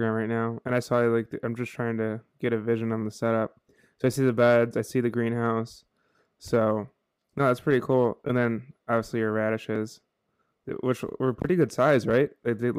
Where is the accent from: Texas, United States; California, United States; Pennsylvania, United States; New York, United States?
New York, United States; Buffalo; I'm from Buffalo, and my family has a cabin out in about an hour south in Freedom, New York, and it gets so cold there